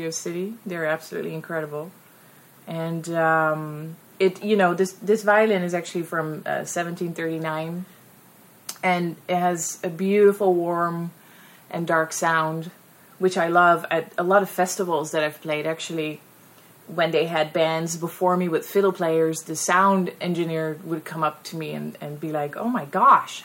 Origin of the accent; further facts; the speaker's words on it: Netherlands; English is a second language; moved away; I'm 100% Dutch. So English is not my first language